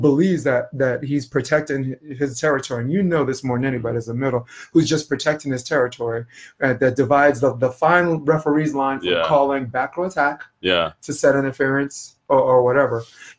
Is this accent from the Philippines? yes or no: no; Dagestan, Russia; I'm from Dagestan, Russia.